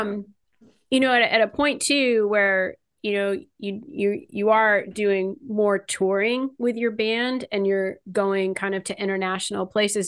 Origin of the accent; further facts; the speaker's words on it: California, United States; I grew up in California